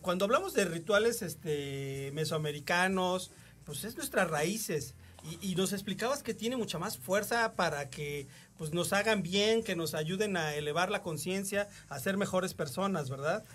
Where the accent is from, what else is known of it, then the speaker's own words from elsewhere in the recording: Mexico; nuestras raíces como mexicanos